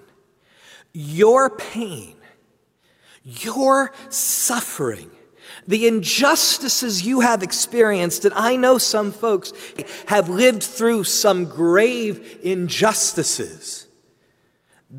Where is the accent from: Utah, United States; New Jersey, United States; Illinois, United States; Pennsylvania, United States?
New Jersey, United States; I'm from New Jersey